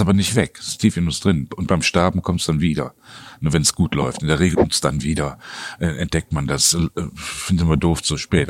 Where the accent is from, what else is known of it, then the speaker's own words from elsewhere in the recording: Cologne, North Rhine-Westphalia, Germany; ich bin als Kind direkt quasi im Rhein aufgewachsen